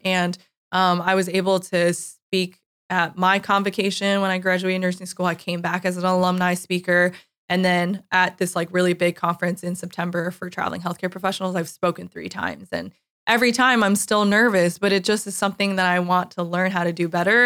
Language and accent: English; New York, United States; moved away as an adult; also born or lived in California / San Francisco; I am originally from New York